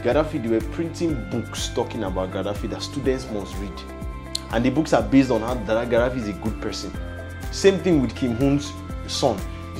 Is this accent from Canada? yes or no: no; China; I remember when I was growing up in China, that used to be a thing of saying, go to where you are celebrated, not where you are tolerated.